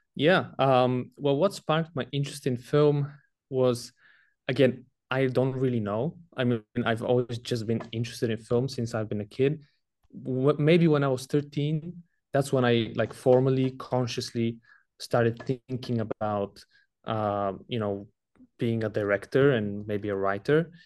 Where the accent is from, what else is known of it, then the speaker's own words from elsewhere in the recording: Bulgaria; moved away as an adult; I'm from Bulgaria. That's where I was born, and I lived up until I was nineteen, until I came to college.